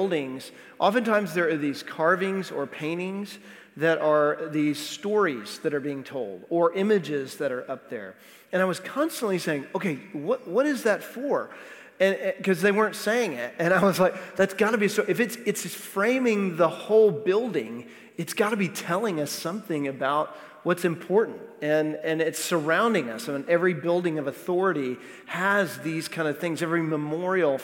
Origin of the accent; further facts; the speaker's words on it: Texas, United States; now in Nashville, United States; I'm from Texas, but really I'm from here because we've lived here almost 20 years